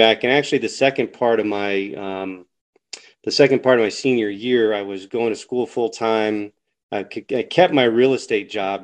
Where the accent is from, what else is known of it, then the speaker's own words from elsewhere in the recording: Denver, Colorado, United States; I'm 50 years old, born here in 1972